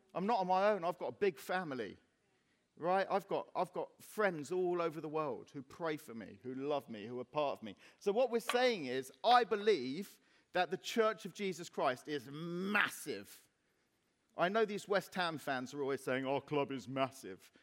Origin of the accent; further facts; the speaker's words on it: Cyprus; now in Reading, United Kingdom; when I was 14 and growing up in Cyprus